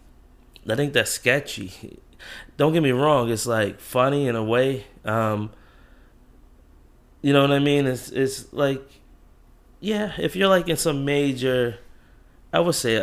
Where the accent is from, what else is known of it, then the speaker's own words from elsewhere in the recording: Jamaica; accent: Jamaican; that's my Jamaican kicks in. I don't pronounce anything right